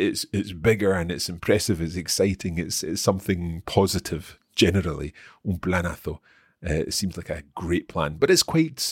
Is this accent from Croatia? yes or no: no; Aragon, Spain; Okay, so given that we're both from Aragón, por lo que ve el norte pareció un planazo.